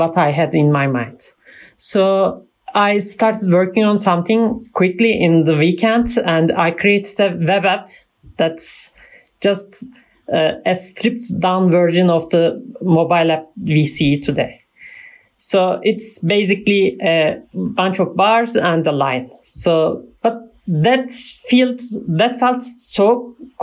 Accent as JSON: {"language": "English", "region": "Ankara", "country": "Turkey", "said": "I'm from Turkey, Ankara."}